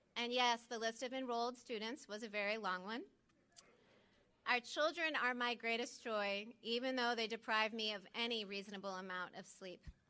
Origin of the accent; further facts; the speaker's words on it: New Orleans, Louisiana, United States; moved away as an adult; also born or lived in Midwest; I have spent the bulk of my adulthood as a Midwesterner, but I grew up in their New Orleans home